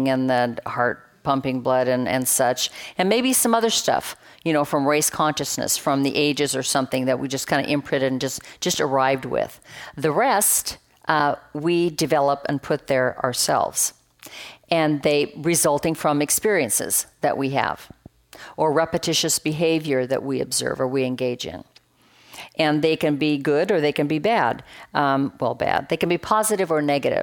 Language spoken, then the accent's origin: English; Roseburg, Oregon, United States; moved away; It's 17 acres where I grew up on the North Umpqua River in Roseburg, Oregon